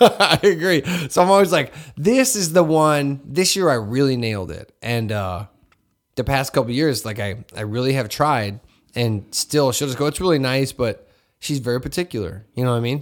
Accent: Hammond, Indiana, United States; growing up in Hessville, I just wore whatever was out

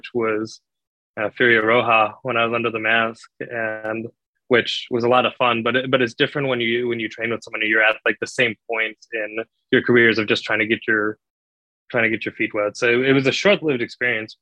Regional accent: Chicago area, Illinois, United States; I grew up in the Allstate Arena, Rosemont Horizon.

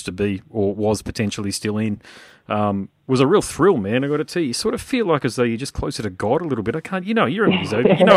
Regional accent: Gold Coast, Queensland, Australia; also born or lived in Sydney; I'm from the Gold Coast, but I was in Sydney and was in the band there

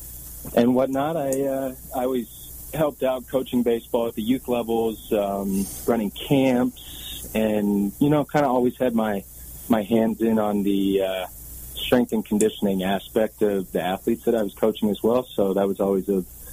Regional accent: Waterloo, Ontario, Canada; moved away as an adult; also born or lived in Southern California / Southern Colorado; I grew up in Waterloo, Ontario, Canada

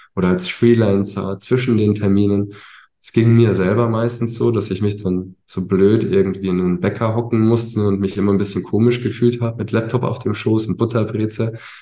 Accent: Ingolstadt, Bavaria, Germany; also born or lived in Munich; bin dann in Ingolstadt groß geworden

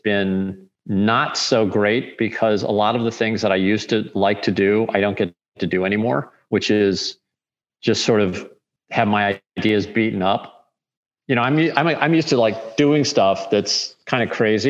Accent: St. Louis, Missouri, United States; I'm from St. Louis

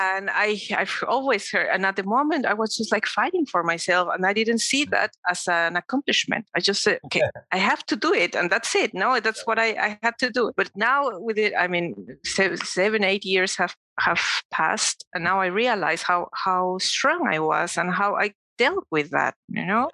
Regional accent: Mexico City, Mexico; I was born and raised in Mexico City and I lived there up to until I was 20, no, 18, I think.

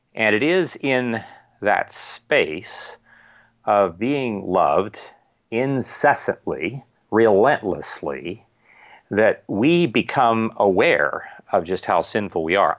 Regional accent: Ohio, United States; also born or lived in Wheeling, West Virginia; now in Virginia, United States; I was born in Wheeling, West Virginia, right across the river, practically, from where I actually, where, from where I grew up in Ohio

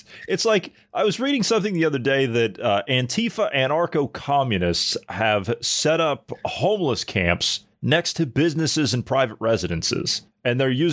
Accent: Ohio, United States; my home state of Ohio

